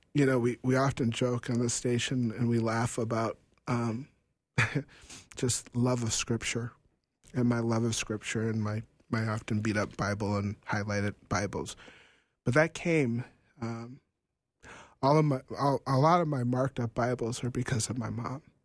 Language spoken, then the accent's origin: English; North Dakota, United States; we're from North Dakota